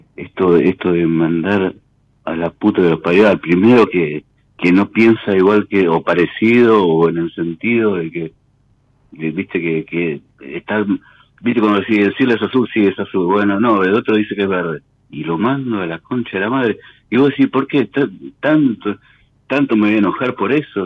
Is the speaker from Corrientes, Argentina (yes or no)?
no; Tigre, Buenos Aires Province, Argentina; De Tigre.